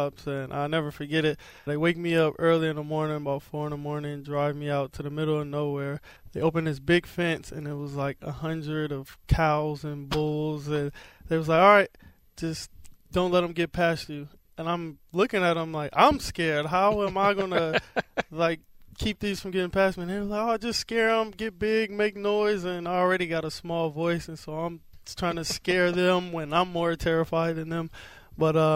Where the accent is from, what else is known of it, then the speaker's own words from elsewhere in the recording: San Francisco, California, United States; Where I'm from is literally right across the street from the old Niners stadium